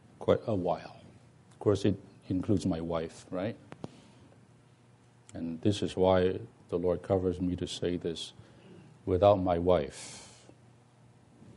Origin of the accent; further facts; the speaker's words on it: Hong Kong; moved away; I'm from Hong Kong, so we are these bilingual people